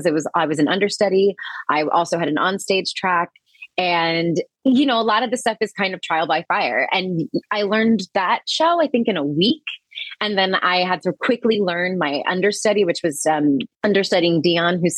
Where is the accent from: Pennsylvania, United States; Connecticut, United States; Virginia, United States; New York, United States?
Virginia, United States; I'm from Virginia